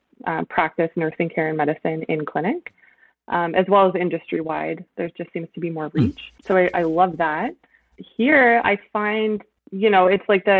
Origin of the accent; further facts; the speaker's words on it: Toronto, Ontario, Canada; moved away as an adult; now in Montreal, Canada; I'm originally from Toronto